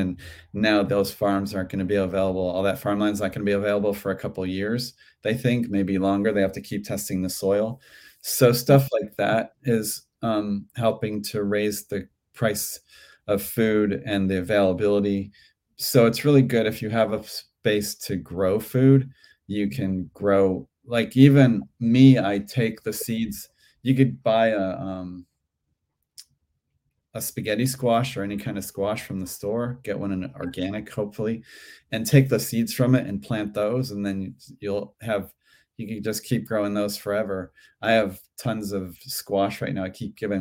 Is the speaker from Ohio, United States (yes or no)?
yes; Cleveland, Ohio, United States; now in Santa Monica, United States; When I grew up in Cleveland, the farmers market was indoors.